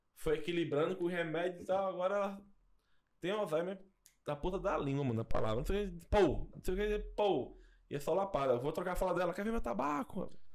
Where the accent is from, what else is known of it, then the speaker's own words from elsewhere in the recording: Brazil; Eu sou de Nova Jersey, Nova Descoberta.